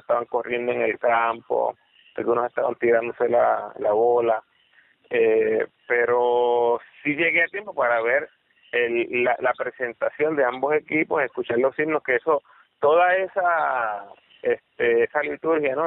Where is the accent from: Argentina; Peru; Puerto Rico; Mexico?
Puerto Rico; uno como puertorriqueño